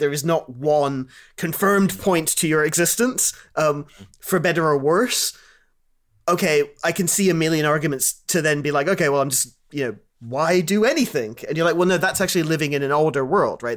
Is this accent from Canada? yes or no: no; Kuwait; I grew up in Kuwait